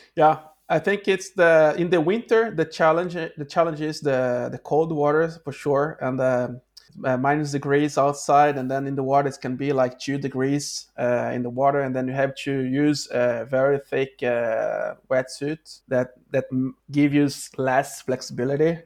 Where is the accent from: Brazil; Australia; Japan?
Brazil; Rio de Janeiro; English is a second language; moved away as an adult; now in Norway; I'm from Rio de Janeiro